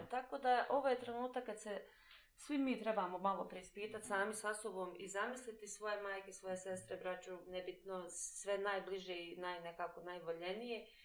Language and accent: Croatian; Bosnia & Herzegovina; edukacija kod nas u Bosni i Hercegovini te uči da pripadaš negdje.